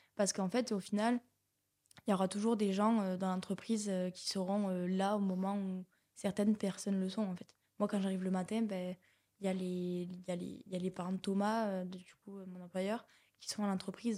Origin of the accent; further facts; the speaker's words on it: Rodez, Occitania, France; je suis Véronèse, donc j'ai grandi à Rodez